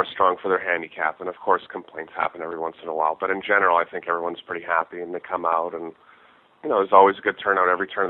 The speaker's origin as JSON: {"language": "English", "country": "Canada", "said": "it's one of the perks of being Canadian."}